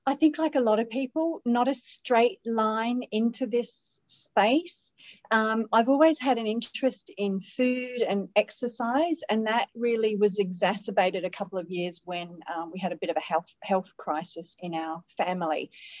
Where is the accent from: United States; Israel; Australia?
Australia; accent: Australian; now in Middle East; I'm an Australian living in the Middle East. I've had lots and lots of years out of my home country, which could explain maybe not a really strong Aussie accent.